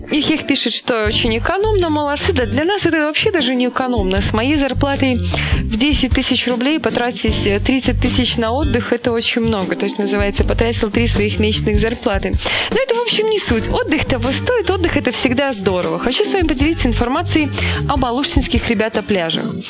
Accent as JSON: {"language": "Russian", "town": "Mogilev", "region": "Mogilev Region", "country": "Belarus", "also_born_or_lived": "Saint Petersburg, Russia / Kaluga, Russia", "moved": "as an adult", "said": "из Могилева, которая работала тогда вот диспетчером такси в Питере"}